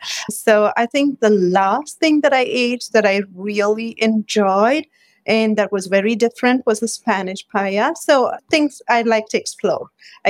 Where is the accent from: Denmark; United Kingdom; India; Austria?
India; I'm Indian, so I grew up with a lot of cooking spices and aromas and colors surrounded by all these.